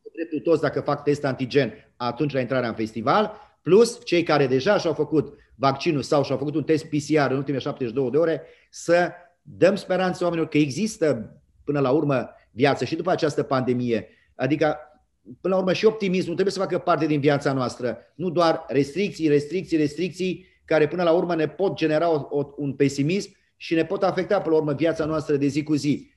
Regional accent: Romania; suntem toți români

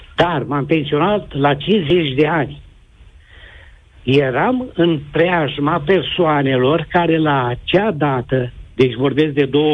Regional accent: Moldavia, Romania; moved away; eu sunt român și am fugit din Moldova de foame în armată

